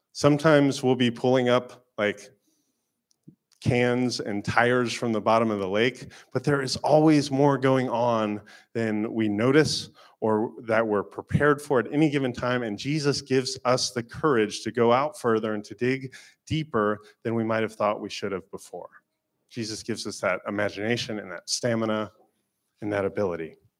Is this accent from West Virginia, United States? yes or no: no; Florida, United States; moved away; I am from Florida